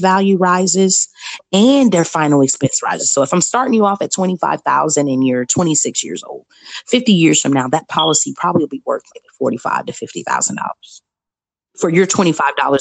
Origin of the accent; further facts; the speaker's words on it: Chicago, Illinois, United States; I'm from Chicago, Illinois